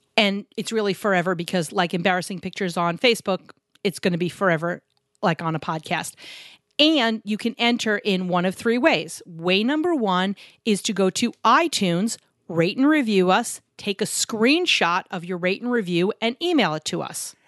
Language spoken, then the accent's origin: English; New York City, New York, United States; I grew up in New York City.